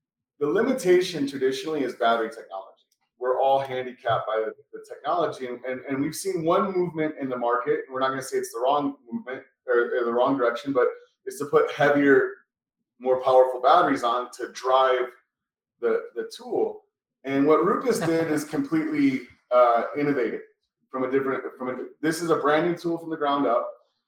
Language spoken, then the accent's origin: English; Florida, United States; I'm from Florida. That's a different country for sure.